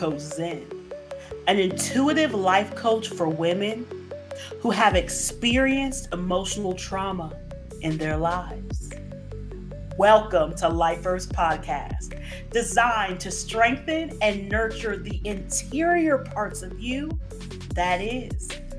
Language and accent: English; Cincinnati, Ohio, United States; moved away; I'm originally from Ohio. Okay. Yes. Southern Ohio, Cincinnati area.